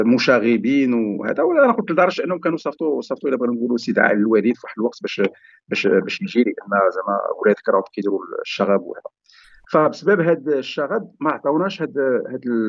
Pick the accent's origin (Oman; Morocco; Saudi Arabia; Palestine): Morocco; Sefrou, Fès-Meknès; انا من مواليد مدينه صفرو دونك تولد زاديت في صفرو